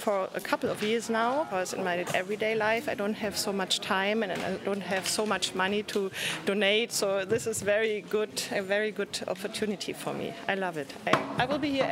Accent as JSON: {"language": "English", "country": "Germany", "tie": "born or raised there", "said": "I was born in Germany"}